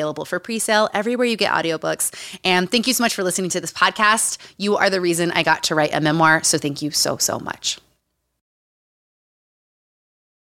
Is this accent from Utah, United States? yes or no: yes; Utah, United States; Growing up in Utah